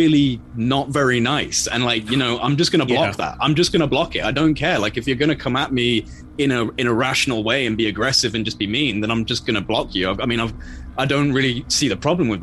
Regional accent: England, United Kingdom

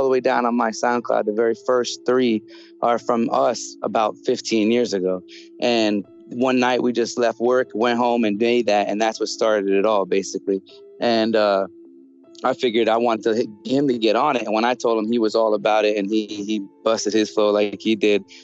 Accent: Fort Lauderdale, Florida, United States; from Fort Lauderdale, Florida, down south here

